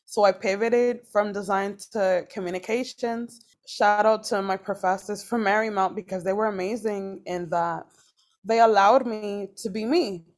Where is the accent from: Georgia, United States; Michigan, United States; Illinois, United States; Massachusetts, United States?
Massachusetts, United States; Boston; I grew up in Boston, Massachusetts